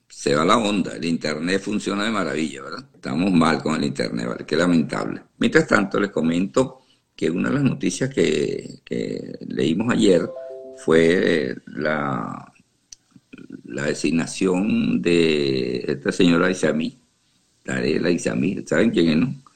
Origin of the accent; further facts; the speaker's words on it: Venezuela; now in Houston, United States; yo soy venezolano y y me duele porque tengo familiares allá todavía